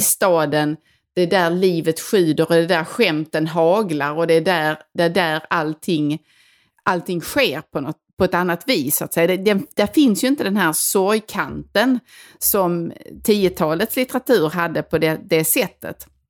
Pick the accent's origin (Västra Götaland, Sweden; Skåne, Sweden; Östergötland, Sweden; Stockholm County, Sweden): Skåne, Sweden; Helsingborg; accent: Helsingborg; moved away; där jag kommer ifrån, som jag berättade mycket om i det här landsbygdsavsnittet, som verkligen, verkligen är på landet